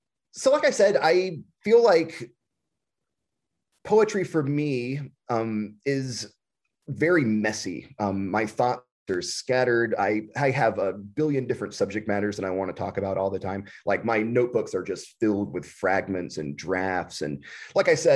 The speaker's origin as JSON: {"language": "English", "region": "the South", "country": "United States", "tie": "born or raised there", "also_born_or_lived": "Texas", "moved": "as an adult", "lives_now": "Midwest, United States", "said": "We grew up in the South, and though we never, you know, we didn't stay there for long into our adulthood. I left the South when I was in my mid-20s"}